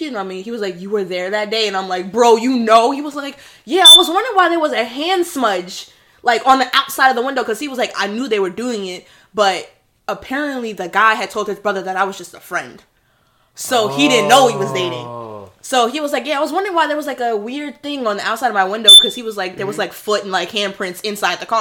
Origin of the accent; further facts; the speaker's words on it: Hempstead, New York, United States; I'm freaking black and Hispanic, and I went to private school, and I'm from Hempstead